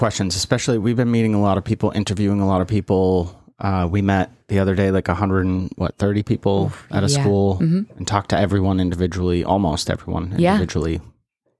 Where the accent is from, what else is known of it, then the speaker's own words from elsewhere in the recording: North Carolina, United States; But I'm from North Carolina and I'm not coming back.